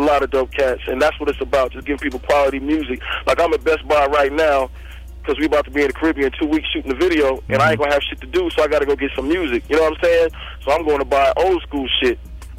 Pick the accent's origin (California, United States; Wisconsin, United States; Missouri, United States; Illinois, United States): California, United States; Buena Park; also born or lived in Inglewood; I was born in Inglewood. I went from Inglewood, you know what I'm saying? When my parents got divorced... A nigga went from, damn, I can't remember, we moved so many motherfucking places. We moved from slum to slum out to Buena Park